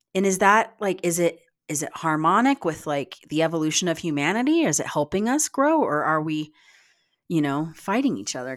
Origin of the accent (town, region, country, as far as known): United States